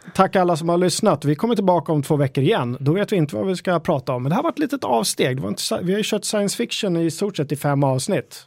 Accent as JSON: {"language": "Swedish", "town": "Stocksund", "region": "Stockholm County", "country": "Sweden", "tie": "born or raised there", "said": "Där jag växte upp i Stocksund"}